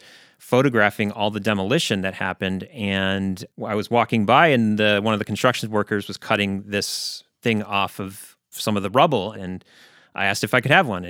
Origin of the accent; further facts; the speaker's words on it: Chicago, Illinois, United States; now in Seattle, United States; So I'm originally from Chicago, and I came out here in 2004 essentially for an internet romance that didn't work out.